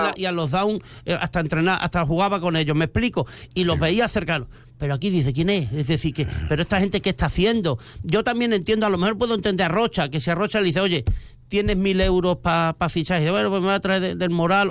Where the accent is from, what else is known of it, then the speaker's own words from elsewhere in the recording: Mérida, Extremadura, Spain; somos el sentir de Mérida, yo soy de barriada